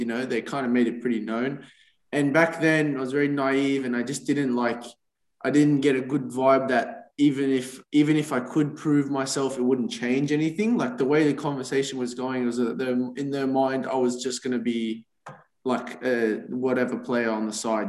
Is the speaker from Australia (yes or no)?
yes; Australia; I'm like, mate, I'm from Australia. I'm a student. I'm just trying to get home.